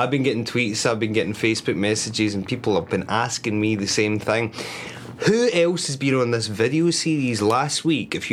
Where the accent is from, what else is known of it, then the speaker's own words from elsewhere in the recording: Scotland, United Kingdom; now in United States; I'm from Scotland